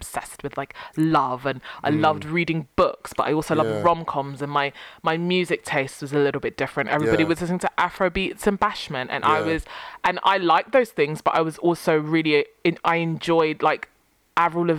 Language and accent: English; London, United Kingdom; I was born and raised in Tottenham. Only primary school Tottenham, secondary school Tottenham.